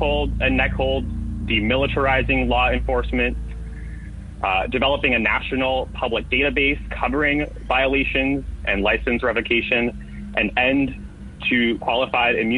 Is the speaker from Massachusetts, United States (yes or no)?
no; New York City, New York, United States; I'm the son of immigrants born and raised in New York's 10th District on the border of Hell's Kitchen and the Upper West Side